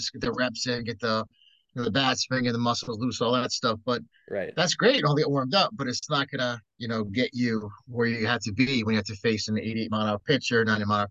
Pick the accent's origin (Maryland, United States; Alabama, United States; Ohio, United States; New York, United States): New York, United States; Long Island; I was born in Long Island, New York